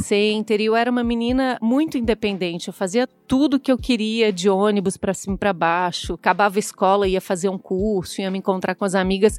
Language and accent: Portuguese; Florianópolis, Santa Catarina, Brazil; moved away as an adult; also born or lived in Ohio, United States / China; now in São Paulo, Brazil; eu sou nascida em Florianópolis, que é a capital de Santa Catarina morei lá até 2010, então a maior parte da minha vida eu passei realmente em Florianópolis